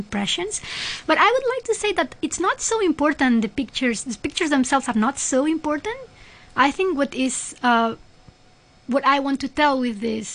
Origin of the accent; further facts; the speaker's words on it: Spain; moved away; I'm from Spain, so all my family is in Spain